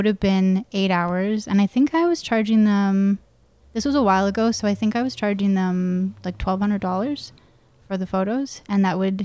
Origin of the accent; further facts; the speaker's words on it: Calgary, Alberta, Canada; also born or lived in Edmonton area (south of Spruce Grove), Alberta; I was born in Calgary, and then my parents are both entrepreneurs, and they bought a small business in Edmonton. So we moved to Edmonton when I was about 11, out into the country.